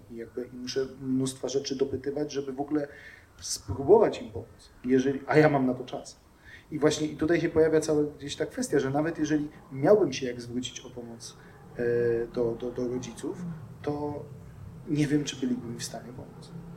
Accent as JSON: {"language": "Polish", "town": "Głuchołazy", "region": "Opole Voivodeship", "country": "Poland", "tie": "born or raised there", "said": "urodziłem się w Opolu, e, mieszkałem tam przez chwilę tylko e, i zaraz potem przenieśliśmy się do Głuchołaz"}